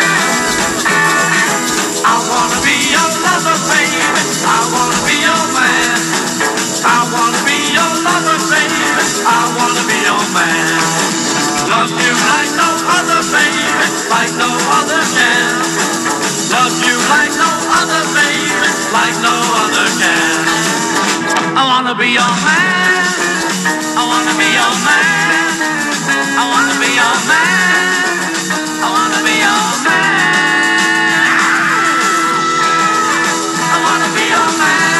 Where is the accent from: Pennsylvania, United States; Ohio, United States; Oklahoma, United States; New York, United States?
New York, United States; Long Island; I'm from Long Island, New York